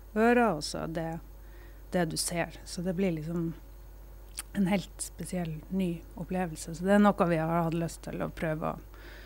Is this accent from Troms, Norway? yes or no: yes; Kveøya, Troms, Norway; also born or lived in Gratangen; now in Harstad, Norway; så er jeg opprinnelig fra Kveøya, og, og der bor mamma ennå